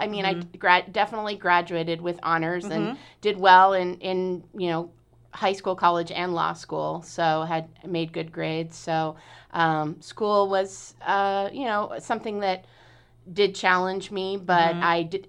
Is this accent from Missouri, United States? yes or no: no; Lake Oswego, Oregon, United States; also born or lived in Portland, Oregon; I was born in Portland and I grew up in Lake Oswego.